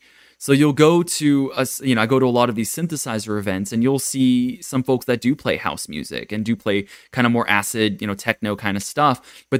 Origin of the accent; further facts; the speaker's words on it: Japan; moved away; I come from Japan where everyone's kind of stuck in the 90s or 80s.